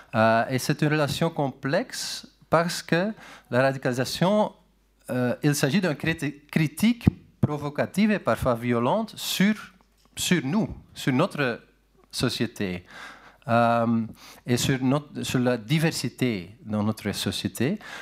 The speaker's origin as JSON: {"language": "French", "region": "Flanders", "country": "Belgium", "tie": "born or raised there", "second_language": "French", "moved": "yes", "lives_now": "Netherlands", "said": "je suis né en Belgique, en Flandre"}